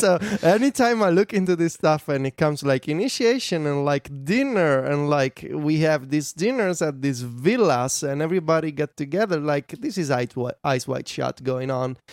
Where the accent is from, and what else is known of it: Italy; born or raised there